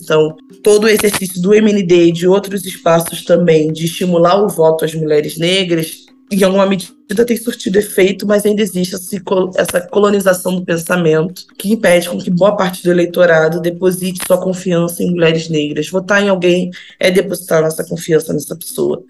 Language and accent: Portuguese; Brazil; Eu nunca saí do Brasil